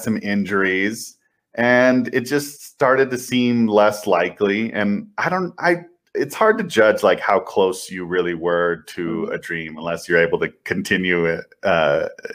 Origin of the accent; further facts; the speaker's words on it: El Paso, Texas, United States; I grew up in El Paso, Texas